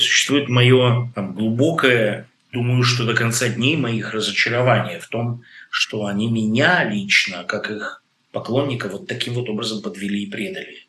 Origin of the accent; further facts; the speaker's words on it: Russia; moved away as an adult; человеку, который вырос в России, жил в России, убежал из России